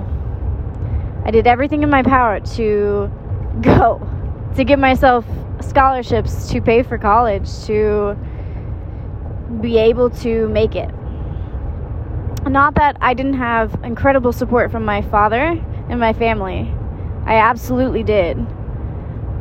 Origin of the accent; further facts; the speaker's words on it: southeast rural Missouri, United States; moved away as an adult; I come from a small town in southeast rural Missouri